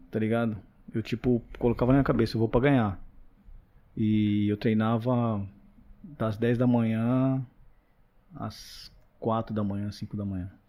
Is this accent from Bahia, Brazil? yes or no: no; Carapicuíba, São Paulo, Brazil; Porque eu vim lá de Carapicuíba, pá. Mano, eu era um moleque que, tipo, eu não, não tava no meio